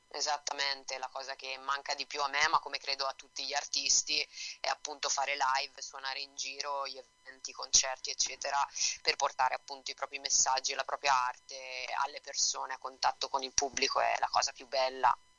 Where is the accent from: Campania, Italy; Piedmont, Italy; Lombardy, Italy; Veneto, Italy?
Lombardy, Italy; Bergamo; now in Florence, Italy; Io vivo a Firenze, sono nata a Bergamo, però vivo qua con la mia ragazza a Firenze.